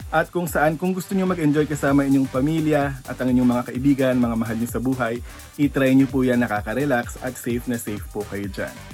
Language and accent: Tagalog; Mindanao, Philippines; Yes, meron pa kasi um, from Mindanao po ako.